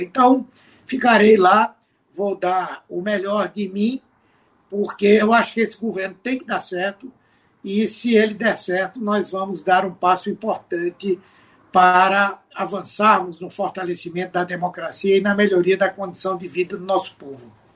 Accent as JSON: {"language": "Portuguese", "region": "Pernambuco", "country": "Brazil", "said": "como pernambucano, como senador do estado"}